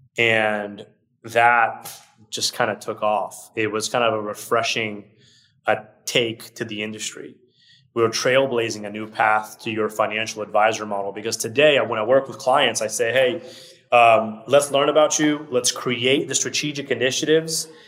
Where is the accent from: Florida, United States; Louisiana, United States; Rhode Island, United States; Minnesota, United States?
Florida, United States; Orlando; English is a second language; also born or lived in Brazil; I moved here when I was six years old. I moved to Orlando, Florida which is where I still live today. So I lived in Orlando, Florida, pretty much my whole life